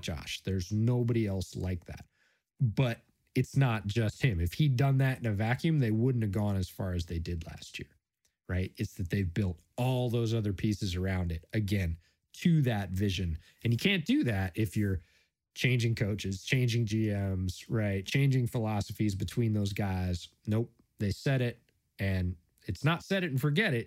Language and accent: English; Buffalo, New York, United States; did a lot of growing up in Buffalo. My family's from there